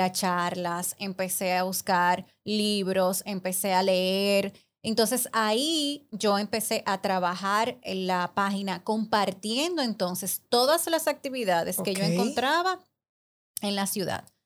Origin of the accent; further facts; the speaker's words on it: Santiago de los Caballeros, Santiago, Dominican Republic; somos de Santiago